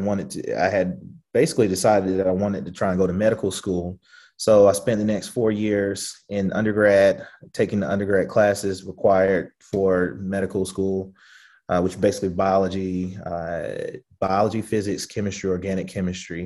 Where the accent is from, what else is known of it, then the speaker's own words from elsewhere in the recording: the South, United States; we grew up in the South